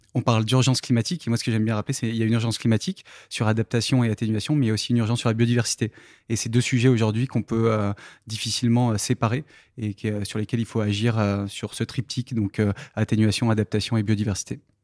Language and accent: French; Saint-Paul-de-Varces, Auvergne-Rhône-Alpes, France; also born or lived in Saint-Hilaire-du-Touvet; Je suis né dans, à Saint-Paul-de-Vars, donc euh, le petit village qui est au, sud de Grenoble, dans le Vercors